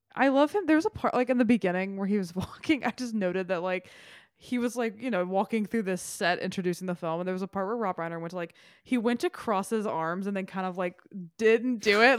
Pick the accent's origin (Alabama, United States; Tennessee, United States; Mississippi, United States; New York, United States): Tennessee, United States; Memphis; moved away as an adult; Memphis, my hometown